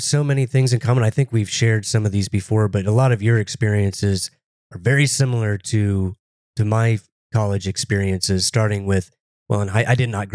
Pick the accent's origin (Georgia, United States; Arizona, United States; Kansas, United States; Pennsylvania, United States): Kansas, United States; Plainville; I really wasn't in a hurry to leave my hometown